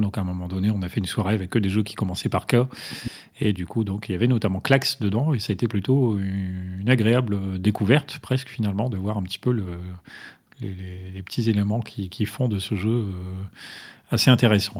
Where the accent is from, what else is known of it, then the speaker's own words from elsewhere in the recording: the North, France; je suis du Nord.